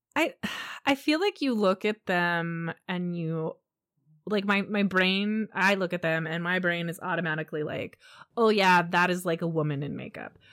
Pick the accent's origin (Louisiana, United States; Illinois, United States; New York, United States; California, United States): California, United States; San Diego; I grew up in San Diego